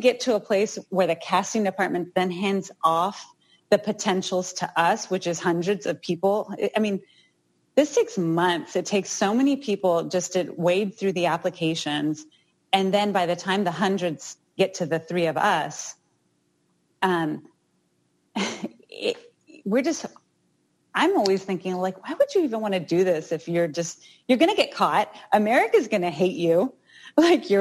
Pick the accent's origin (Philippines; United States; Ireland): United States; Houston, Texas; Houston, which is my hometown. That's where I'm from